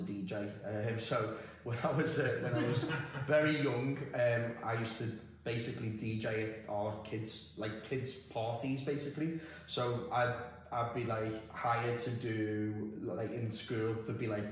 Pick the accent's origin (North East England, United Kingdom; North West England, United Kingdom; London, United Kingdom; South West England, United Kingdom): North West England, United Kingdom; Liverpool; moved away as an adult; now in Dubai, United Arab Emirates; I'm from Liverpool originally, and I've lived in Dubai just over 7 years now.